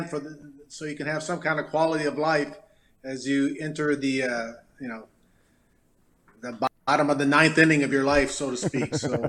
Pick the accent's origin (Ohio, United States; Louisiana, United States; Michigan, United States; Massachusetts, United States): Michigan, United States; Detroit; moved away; also born or lived in Farmington, Michigan; growing up in Detroit